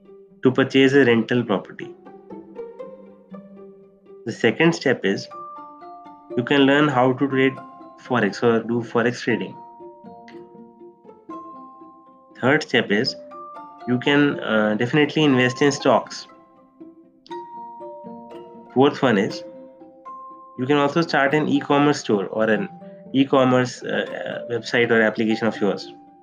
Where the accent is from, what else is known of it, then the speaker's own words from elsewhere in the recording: India; also born or lived in Delhi; I'm from India. I live in Delhi.